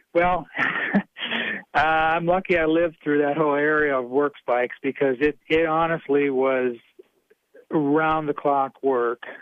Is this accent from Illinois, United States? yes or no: no; Wisconsin, United States; I grew up in Wisconsin.